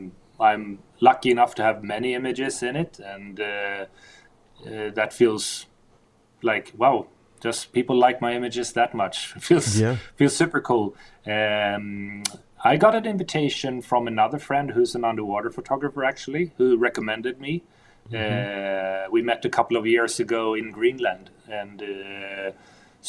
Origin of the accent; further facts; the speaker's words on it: Stockholm, Stockholm County, Sweden; growing up in Stockholm, diving in Stockholm for the first 15 years